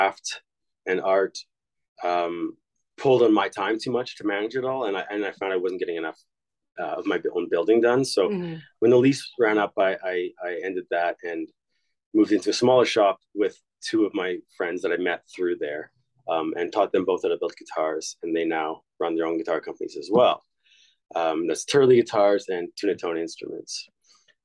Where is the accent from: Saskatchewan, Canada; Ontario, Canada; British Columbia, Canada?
Saskatchewan, Canada; moved away as an adult; also born or lived in Montreal; now in Edmonton, Canada; I moved to Montreal from Saskatchewan. Just looking to move to a bigger center because I'm from a very rural place.